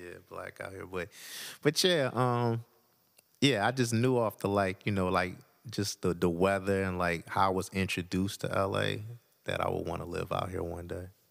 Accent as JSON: {"language": "English", "town": "Detroit", "region": "Michigan", "country": "United States", "tie": "born or raised there", "said": "I was born in Detroit. Uh, grew up off of, uh, twelfth Street, Lawrence"}